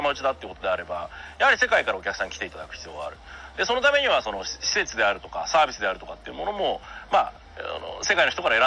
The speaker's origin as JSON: {"language": "Japanese", "region": "Tokyo", "country": "Japan", "tie": "born or raised there", "moved": "as an adult", "lives_now": "Hakuba, Japan", "said": "東京生まれ東京育ちではあるんですけども"}